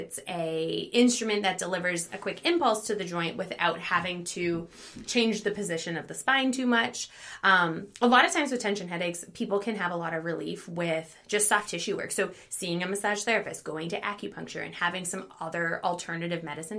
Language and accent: English; Hamilton, Ontario, Canada; now in United States; Yes, I am originally from Canada. Mm-hmm. I grew up in Hamilton, Ontario, so that is about 2.5 hours mm-hmm. from Rochester. I went to high school there. I went to college there